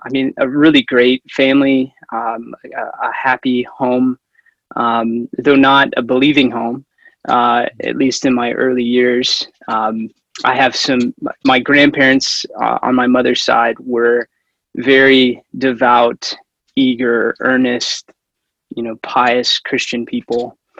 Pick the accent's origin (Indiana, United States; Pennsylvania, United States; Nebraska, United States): Indiana, United States; Central; also born or lived in Lexington, Kentucky; now in Twin Cities, United States; I was born in Lexington, Kentucky, uh, so Southerner by by birth, um, but lived you know most of my growing up years in uh, Central Indiana